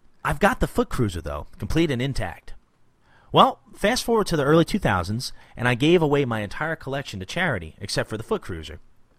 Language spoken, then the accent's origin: English; Midwest, United States; accent: Midwestern; that Midwestern kind of just not really an accent at all. I don't sound like I'm from Jersey, and, you know, I don't sound Southern